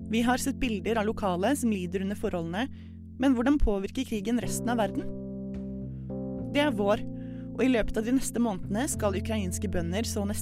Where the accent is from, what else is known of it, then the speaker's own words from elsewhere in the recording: Tunisia; Norwegian is a second language; now in Norway; og jeg kommer fra Tunisia.